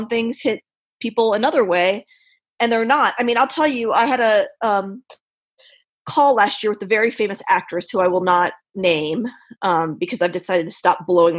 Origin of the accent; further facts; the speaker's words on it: Richmond, Virginia, United States; I grew up in Richmond, Virginia, born and raised